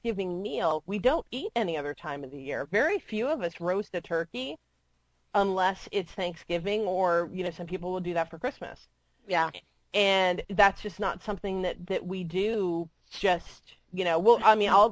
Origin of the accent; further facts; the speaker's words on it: Florida, United States; moved away; I grew up with them in Florida